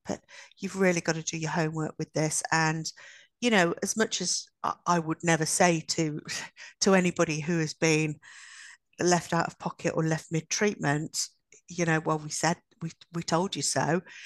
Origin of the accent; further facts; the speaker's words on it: Midlands, United Kingdom; we're only from the Midlands